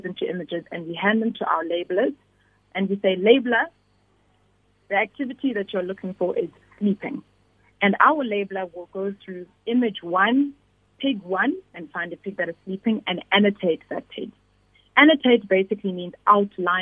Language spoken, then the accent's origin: English; KwaZulu-Natal, South Africa; I grew up in KwaZulu-Natal